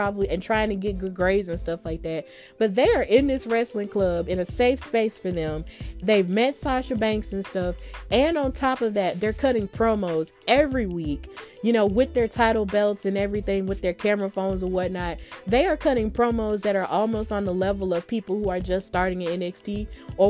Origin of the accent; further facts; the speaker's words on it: Alabama, United States; we are both from Alabama